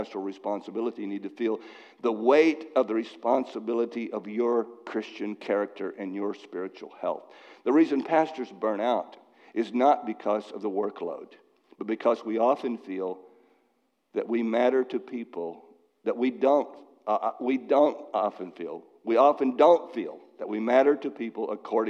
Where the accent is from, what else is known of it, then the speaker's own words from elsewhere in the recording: Dallas, Texas, United States; now in Massachusetts, United States; I was raised in Dallas